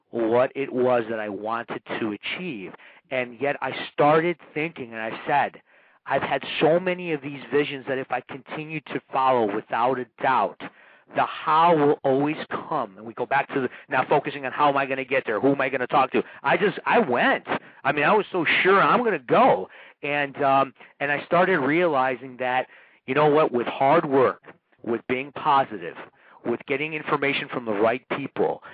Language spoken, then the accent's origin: English; Chicago, Illinois, United States; they found out I was from America. And here's this kid from Chicago